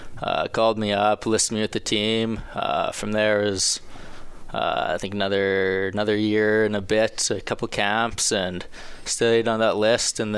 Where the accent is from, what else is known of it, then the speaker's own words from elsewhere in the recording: Saskatoon, Saskatchewan, Canada; I played in Saskatoon. It was a cool experience playing in my hometown